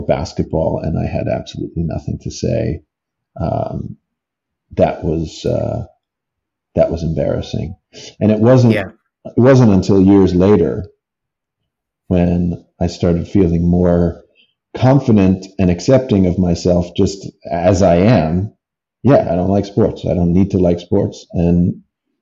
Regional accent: United States; I'm from America

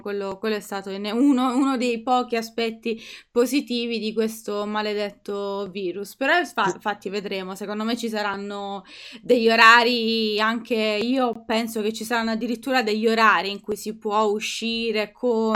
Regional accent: Italy; sono, sono, italiana

